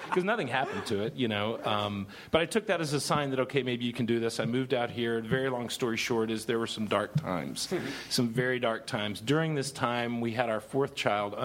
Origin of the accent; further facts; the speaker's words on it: Dallas, Texas, United States; I grew up in Dallas with the Wilson brothers